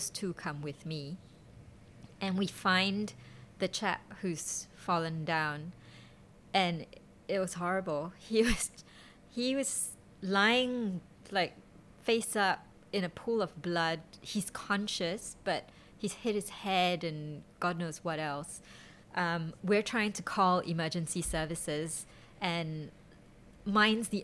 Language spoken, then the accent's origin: English; Singapore; being Singaporean